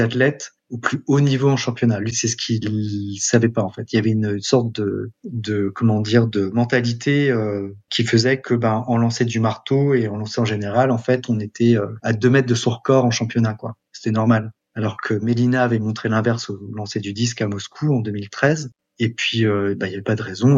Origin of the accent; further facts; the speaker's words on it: France; also born or lived in Montgeron / Shanghai / Metz; je suis français